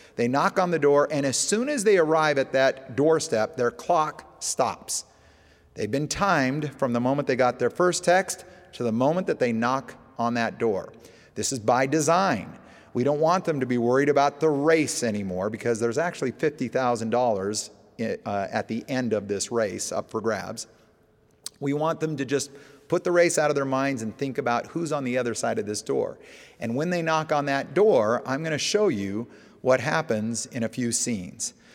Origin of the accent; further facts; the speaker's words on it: Alaska, United States; moved away; I grew up in Alaska